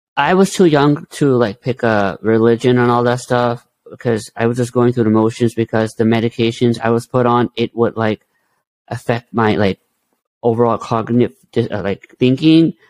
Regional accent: India; I'm Indian, so we believe in Hinduism

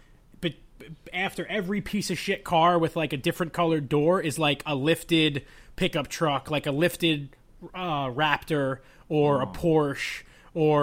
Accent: Long Island, New York, United States; Long Island

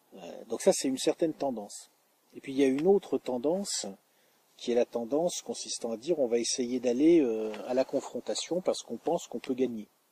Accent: France; en tant que français

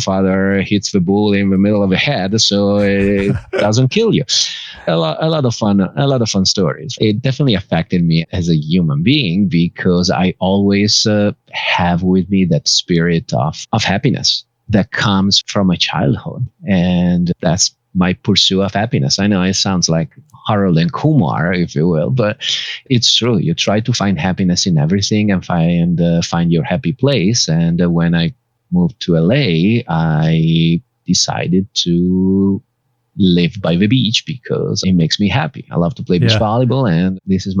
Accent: Bergamo, Lombardy, Italy; now in Los Angeles, United States; My hometown is Bergamo

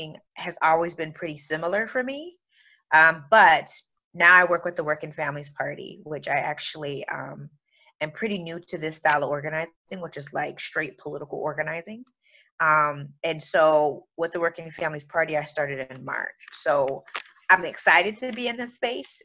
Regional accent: Michigan, United States; I am originally from Michigan

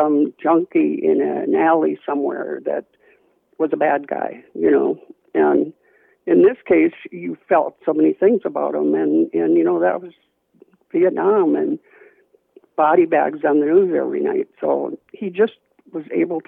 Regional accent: Richfield, Minnesota, United States; I grew up on 65th in Portland in Richfield, Minnesota

